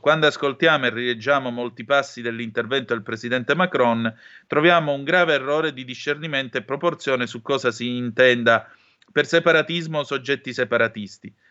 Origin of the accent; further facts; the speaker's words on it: Vibo Valentia, Calabria, Italy; io sono calabrese di Vibo Valencia